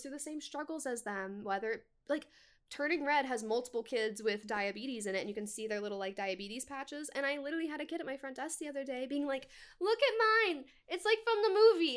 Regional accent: Washington, United States; moved away as an adult; also born or lived in Tri-Cities, Washington; now in Orlando, United States; I'm from Washington State

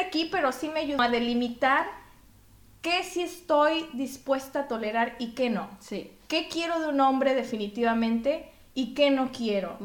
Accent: Mexico; now in Belgium; yo soy de México

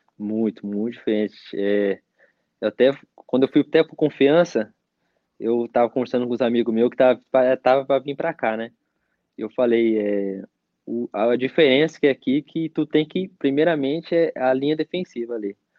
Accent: Mogi das Cruzes, São Paulo, Brazil; moved away as an adult; also born or lived in Curitiba / Portugal / Slovakia; now in Bulgaria; sou de Mogi das Cruzes

